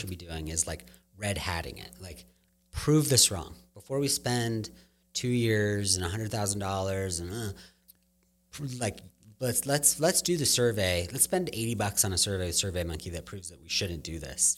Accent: Claremont, California, United States; I grew up in Claremont. We lived in Claremont

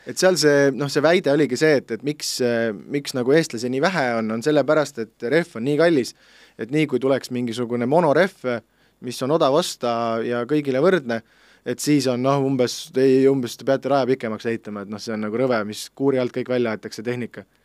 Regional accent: Pärnu, Pärnu County, Estonia; üles olen kasvanud Pärnus, see Riia-poolses linna otsas, eramajade rajoonis

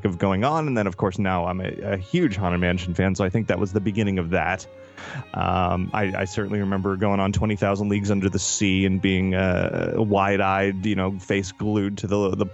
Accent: Miami, Florida, United States; also born or lived in Orlando; 1980 is when I was born in Miami. That's where I spent most of my life

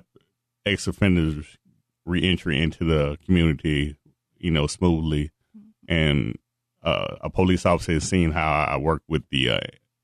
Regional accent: Dallas, Texas, United States; I'm from the Dallas, born and raised in Dallas County

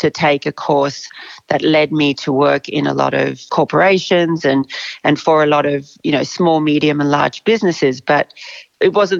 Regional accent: Australia; also born or lived in South Africa; I grew up in South Africa when I was really young and moved to Australia when I was 10.

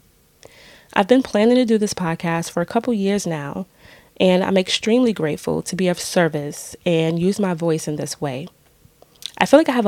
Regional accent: New York City, New York, United States; moved away as an adult; also born or lived in Brooklyn; now in upstate New York, United States; We were born and raised in the Bronx and lived in Brooklyn for a few years

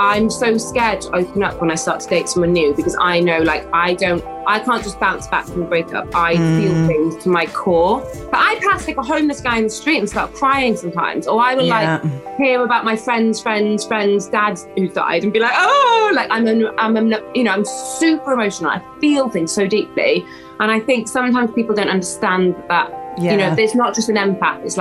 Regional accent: West Wales, United Kingdom; moved away; this baby was not going to stay in West Wales

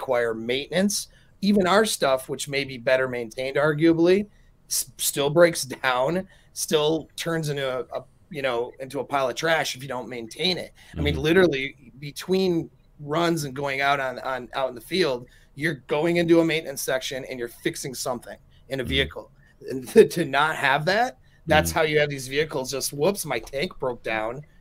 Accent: United States; I'm American

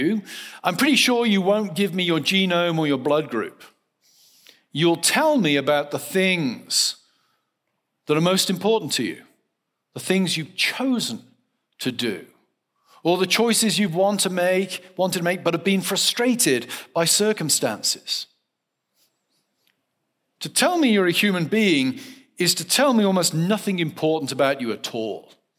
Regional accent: South West England, United Kingdom; now in United States; I grew up in the West Country of England in a very rural context. Foxes were a common phenomenon. I now live in Western Pennsylvania

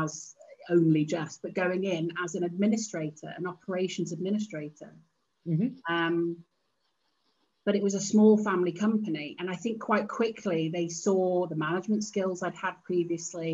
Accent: Cheshire, North West England, United Kingdom; also born or lived in Manchester; I was born in Cheshire, and I was the baby of the family

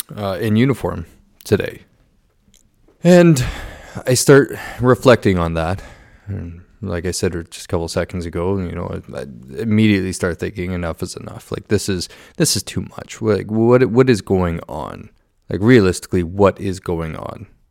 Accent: Southern Ontario, Canada; I was born and raised in Southern Ontario

